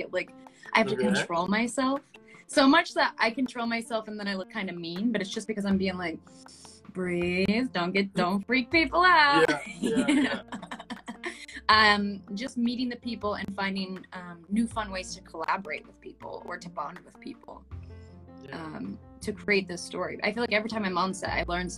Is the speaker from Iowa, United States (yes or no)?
no; Florida, United States; I grew up in Florida